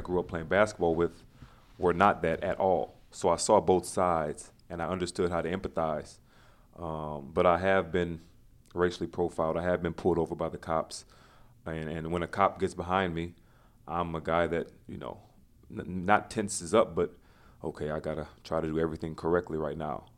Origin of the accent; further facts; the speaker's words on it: Louisiana, United States; being a black man in America and growing up in Louisiana